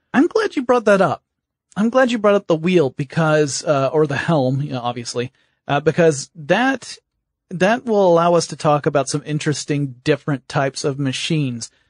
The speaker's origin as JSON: {"language": "English", "region": "Georgia", "country": "United States", "said": "I'm from Georgia"}